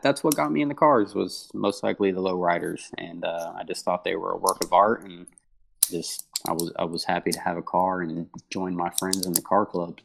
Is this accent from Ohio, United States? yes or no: yes; Huber Heights, Ohio, United States; I grew up in Huber Heights, Ohio